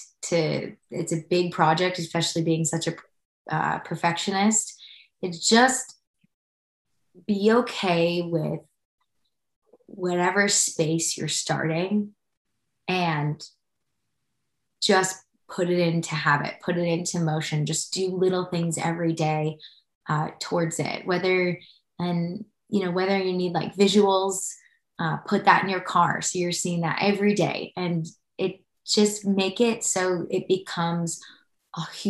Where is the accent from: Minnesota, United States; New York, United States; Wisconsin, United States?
Wisconsin, United States; moved away as an adult; now in Nashville, United States; I'm from Wisconsin.